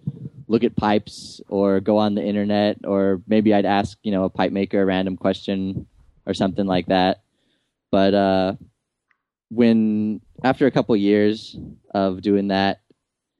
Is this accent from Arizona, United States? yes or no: yes; Tucson, Arizona, United States; moved away as an adult; now in Nashville, United States; I was raised in Tucson, Arizona, and I lived there until just recently